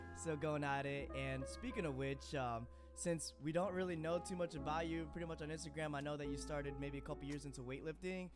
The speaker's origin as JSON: {"language": "English", "town": "Chicago", "region": "Illinois", "country": "United States", "said": "I'm from the Chicago area."}